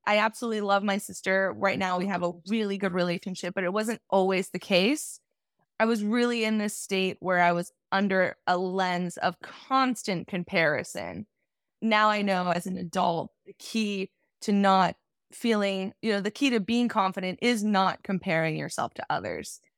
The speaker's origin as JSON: {"language": "English", "town": "Garden Grove", "region": "California", "country": "United States", "tie": "born or raised there", "moved": "as an adult", "lives_now": "Los Angeles, United States", "said": "I'm actually from a small town in Orange County. I guess it's not that small, but it's called Garden Grove. Went to Garden Grove High School"}